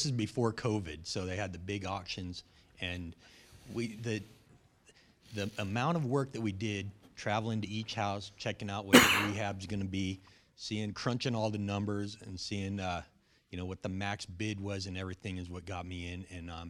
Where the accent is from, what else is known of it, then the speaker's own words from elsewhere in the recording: San Diego, California, United States; from San Diego.